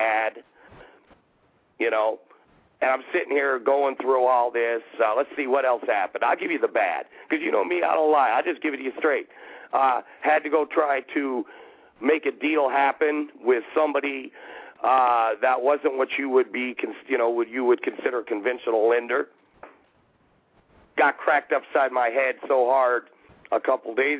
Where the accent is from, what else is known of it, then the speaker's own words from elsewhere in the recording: Alaska, United States; growing up in Alaska